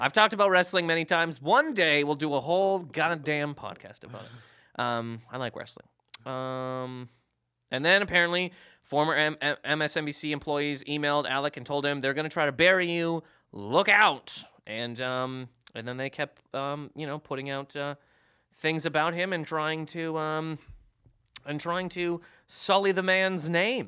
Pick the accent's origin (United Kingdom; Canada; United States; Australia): Canada; moved away; I'm from Canada